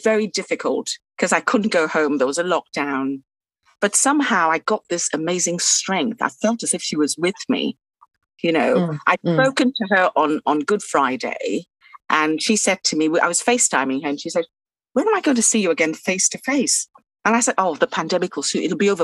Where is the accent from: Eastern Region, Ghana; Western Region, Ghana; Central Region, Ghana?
Western Region, Ghana; Takoradi; now in England; I grew up in Ghana in a place called Takoradi, right along the beautiful Atlantic coast